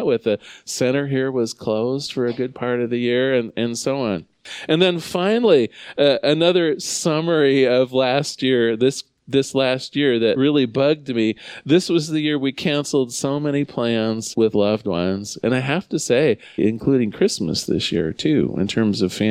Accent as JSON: {"language": "English", "country": "United States", "said": "I love being an American"}